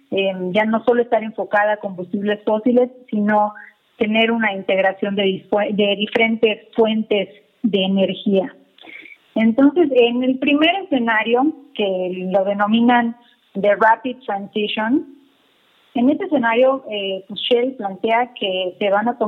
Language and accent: Spanish; Mérida, Yucatán, Mexico; now in Mexico City, Mexico; Ah, mira, mi tierra.